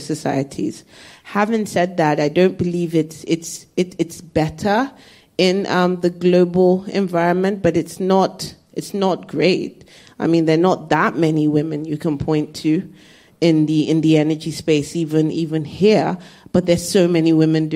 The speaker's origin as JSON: {"language": "English", "region": "Lagos", "country": "Nigeria", "said": "I'm from Lagos, so everything, it's in the south, everyone's cool"}